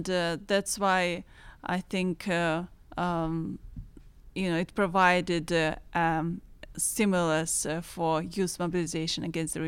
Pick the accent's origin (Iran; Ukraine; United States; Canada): Ukraine; Eastern Ukraine; I'm originally from Eastern Ukraine, and I just want to mention that Pittsburgh it has a sister city of Donetsk.